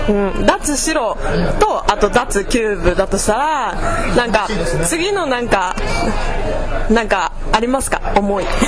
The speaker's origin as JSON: {"language": "Japanese", "region": "Okinawa", "country": "Japan", "tie": "born or raised there", "said": "私は、えっと、沖縄で生まれてでそのまま大学も出て大学院まで行ってるんですけど"}